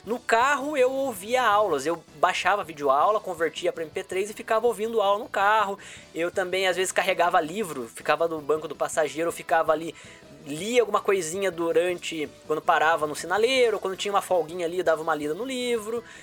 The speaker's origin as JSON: {"language": "Portuguese", "area": "Itararé", "region": "interior of São Paulo", "country": "Brazil", "tie": "born or raised there", "said": "eu vim do interior de São Paulo, uma cidade chamada Tararé, né? Morei numa vila de rua de terra, porque a família inteira sempre foi muito pobre, né? Então eu cresci lá"}